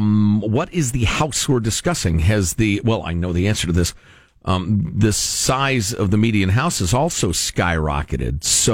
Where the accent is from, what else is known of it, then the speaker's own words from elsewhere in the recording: Chicago, Illinois, United States; growing up in Chicagoland there.